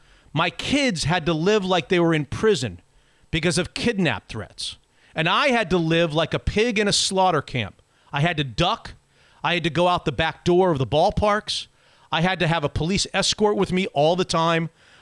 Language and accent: English; West Palm Beach, Florida, United States; They trained in my hometown. My dad worked for the longest time in West Palm Beach across the street from Municipal Stadium.